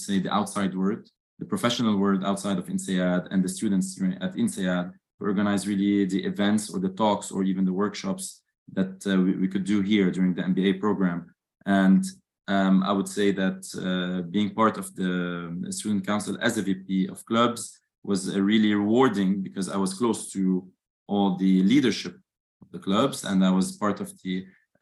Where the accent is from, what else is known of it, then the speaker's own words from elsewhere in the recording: Lebanon; moved away as an adult; also born or lived in Dubai, United Arab Emirates; I'm Lebanese, born and raised in Lebanon, and I've moved after my bachelor's to Dubai for 7 years.